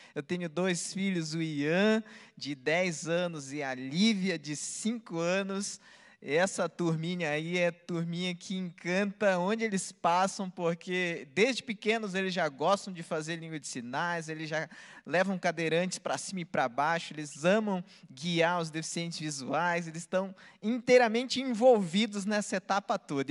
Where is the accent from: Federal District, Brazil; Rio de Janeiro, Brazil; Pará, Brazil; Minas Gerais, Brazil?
Pará, Brazil; Belém; eu nasci no mesmo lugar que Jesus nasceu, em Belém, do Pará